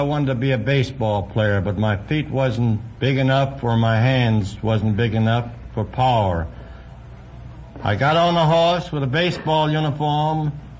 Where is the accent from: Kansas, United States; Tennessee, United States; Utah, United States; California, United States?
California, United States; San Francisco; Born in San Francisco 62 years ago.